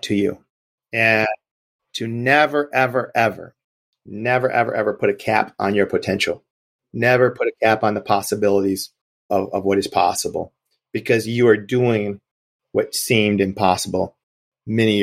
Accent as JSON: {"language": "English", "town": "Gary", "region": "Indiana", "country": "United States", "tie": "born or raised there", "said": "growing up in Gary, Indiana, we did it all"}